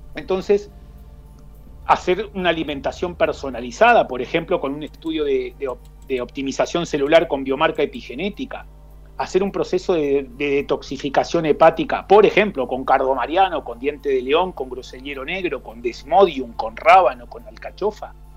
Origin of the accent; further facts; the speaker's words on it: Santa Fe, Argentina; moved away as an adult; also born or lived in Rosario, Argentina / Sub-Saharan Africa / Belgium / Netherlands; now in Spain; Soy argentino, yo nací en, Rosario, me crié en Santa Fe, pero llevo 22 años fuera de Argentina